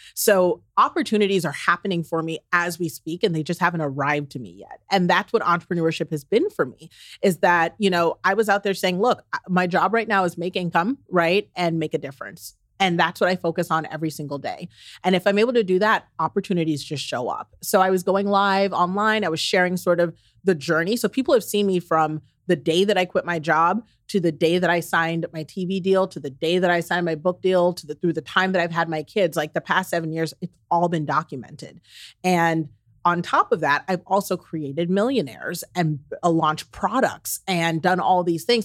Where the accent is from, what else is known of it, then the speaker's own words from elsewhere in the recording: the South, United States; I'm from the South